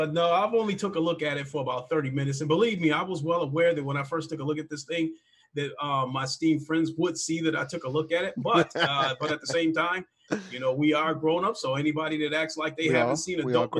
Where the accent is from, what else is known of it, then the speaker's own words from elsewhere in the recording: United States; as an American